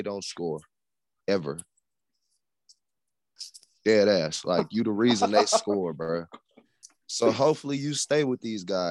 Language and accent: English; Las Vegas, Nevada, United States; I'm from Vegas, born and raised.